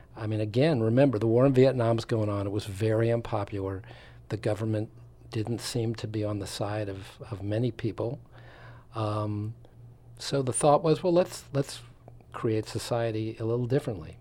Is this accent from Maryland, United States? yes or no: no; Long Island, suburbs of New York City, United States; moved away as an adult; also born or lived in Florida / Wisconsin / Philadelphia / West Coast; I'm from the East Coast, um, outskirts of New York City and ultimately New York